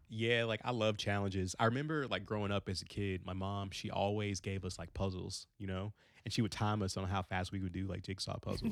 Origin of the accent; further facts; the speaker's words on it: Frankfort, Kentucky, United States; also born or lived in Long Beach, California / Gary, Indiana; I grew up in Frankfort, Kentucky